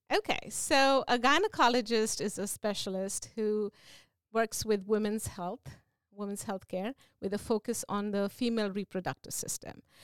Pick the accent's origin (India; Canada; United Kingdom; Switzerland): India; moved away as an adult; also born or lived in Virginia, United States / New Jersey, United States; now in Seaford, United States; I am originally from India. I did my initial training there and I had an opportunity to come to the States